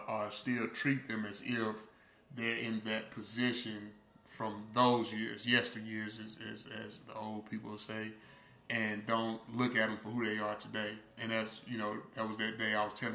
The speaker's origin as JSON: {"language": "English", "town": "Uniontown", "region": "Alabama", "country": "United States", "tie": "born or raised there", "said": "you went to RC Hatch, and I'm like, yeah, you know, from Union Town"}